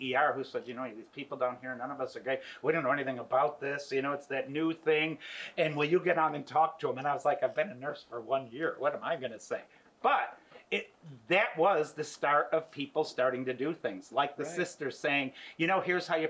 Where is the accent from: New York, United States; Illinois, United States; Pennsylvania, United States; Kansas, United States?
New York, United States; moved away; I'm originally from New York State